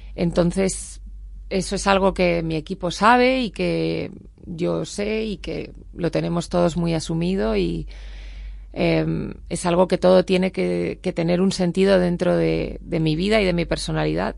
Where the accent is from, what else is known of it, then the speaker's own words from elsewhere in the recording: Spain; no soy latina, que soy española